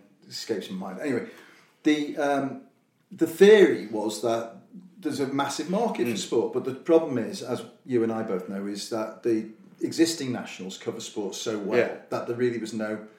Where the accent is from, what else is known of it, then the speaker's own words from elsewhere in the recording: Liverpool, North West England, United Kingdom; I'm from Liverpool.